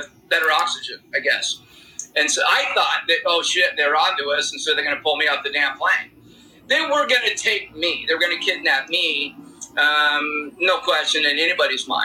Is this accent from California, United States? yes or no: yes; San Diego, California, United States; I read and speak Spanish because I grew up in San Diego